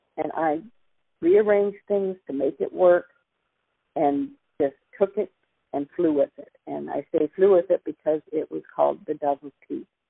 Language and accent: English; Silicon Valley, California, United States; also born or lived in Denver, Colorado / Sunnyvale / San Jose; I was five, turning six when we moved here. Went to three different kindergartens